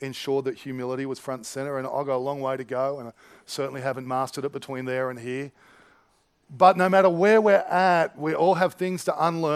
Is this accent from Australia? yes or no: yes; Australia; I like being Aussie. I like Australian culture